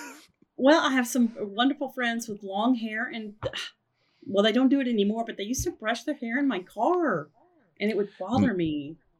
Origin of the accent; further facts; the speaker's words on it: Oklahoma City, Oklahoma, United States; here in Oklahoma City, the birthplace of Free Mom Hugs and my hometown